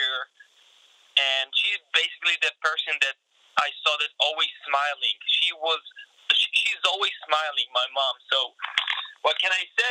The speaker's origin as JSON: {"language": "English", "country": "Israel", "tie": "born or raised there", "moved": "as an adult", "lives_now": "United States"}